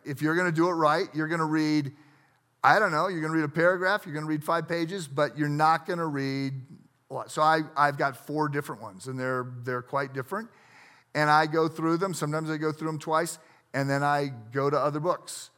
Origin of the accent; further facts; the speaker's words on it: United States; I grew up on the Mississippi River